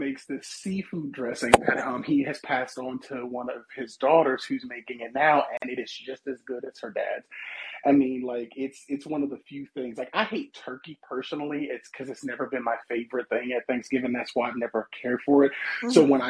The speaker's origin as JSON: {"language": "English", "region": "Mississippi", "country": "United States"}